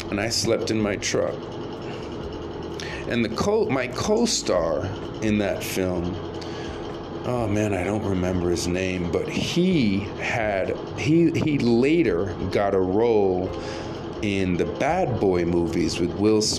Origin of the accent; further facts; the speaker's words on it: Jamaica; I'm not Haitian, I'm Jamaican.